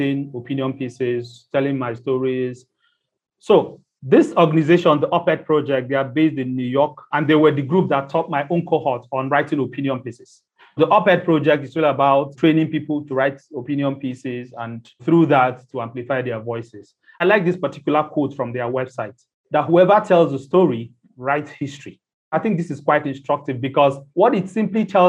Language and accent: English; Nigeria; I'm Nigerian and I'm based in Nigeria.